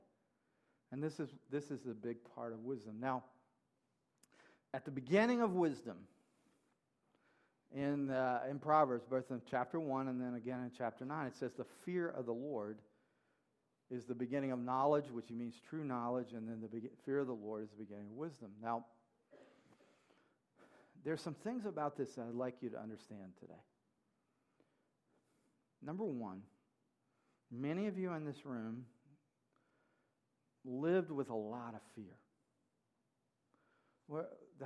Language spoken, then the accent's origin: English; Mississippi, United States; I grew up in Mississippi